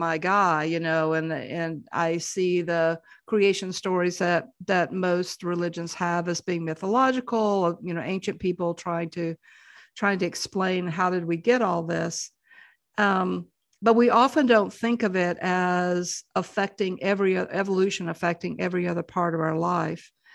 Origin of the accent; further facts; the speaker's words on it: the South, United States; growing up in the South